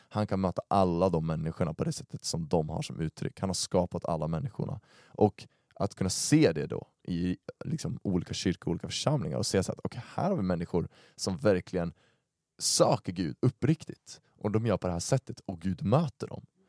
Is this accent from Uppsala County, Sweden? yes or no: yes; Uppsala, Uppsala County, Sweden; jag är uppvuxen i Uppsala